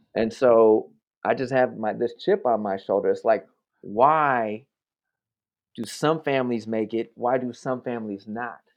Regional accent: New York, United States; moved away as an adult; also born or lived in South Bronx / Oakland; I'm from New York

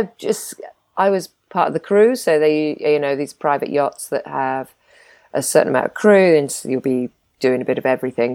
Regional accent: Isles of Scilly, South West England, United Kingdom; moved away as an adult; I grew up in the Isles of Scilly

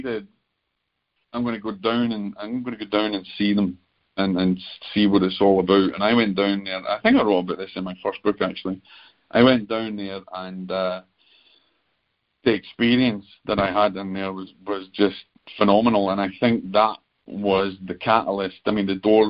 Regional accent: Scotland, United Kingdom; being the Scotsman

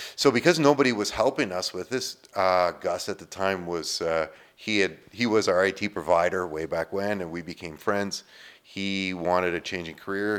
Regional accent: Sudbury, Ontario, Canada; I'm born and raised in Sudbury

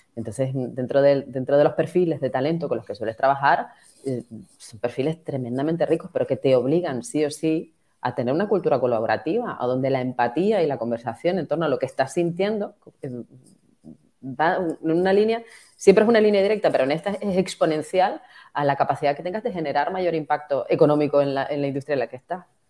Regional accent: Tenerife, Canary Islands, Spain; yo soy de Tenerife y yo vivo en primera persona el impacto

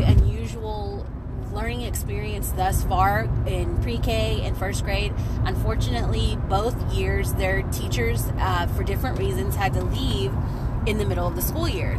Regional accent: Texas, United States; I'm from Texas

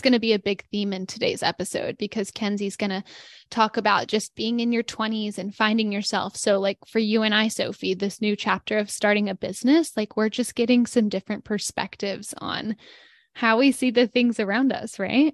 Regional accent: Denton, Texas, United States; moved away; where I grew up in Denton

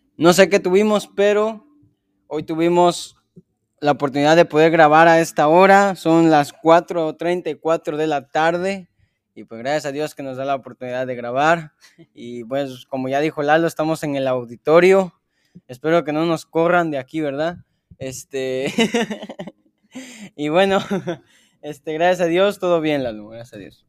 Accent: Chiapas, Mexico; moved away; yo que soy de Chiapas

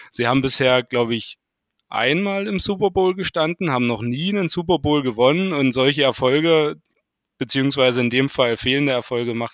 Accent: Saxony, Germany; now in Bad Düben, Germany; Ich äh, komme ähm, aus dem Landkreis Nordsachsen, wohnhaft in Bad Düben. Das ist circa 30 Kilometer nördlich

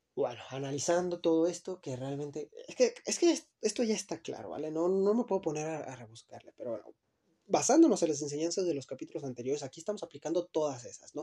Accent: Luis Moya, Zacatecas, Mexico; yo vengo de Luis Moya, Zacatecas

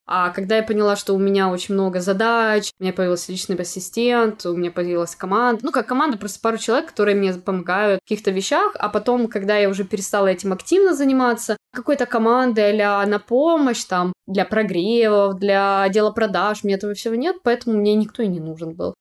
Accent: Ukraine; now in London, United Kingdom; я украинка

